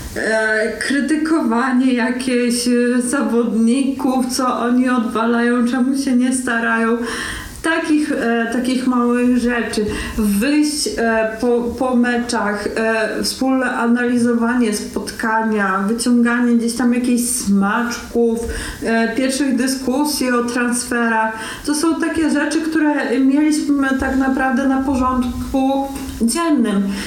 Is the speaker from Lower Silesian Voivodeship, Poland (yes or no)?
no; Rzeszów, Subcarpathian Voivodeship, Poland; jestem rodowitą rzeszowianką